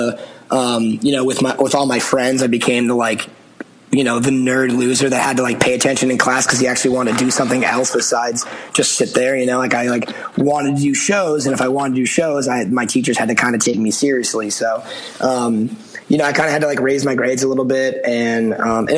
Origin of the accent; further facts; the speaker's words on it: outside of Boston, Massachusetts, United States; I grew up outside of Boston